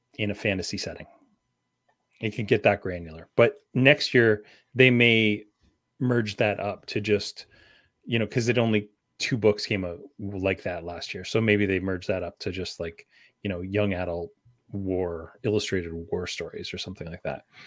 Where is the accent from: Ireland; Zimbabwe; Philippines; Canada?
Canada; also born or lived in London, Ontario; as Canadian as they get